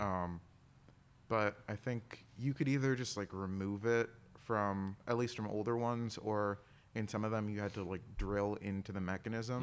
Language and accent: English; Milwaukee, Wisconsin, United States; born or raised there